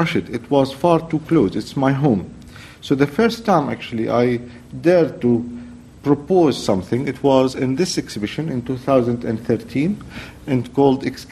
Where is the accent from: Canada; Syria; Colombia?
Syria; moved away as an adult; also born or lived in Damascus / Russia / London; I am from Syria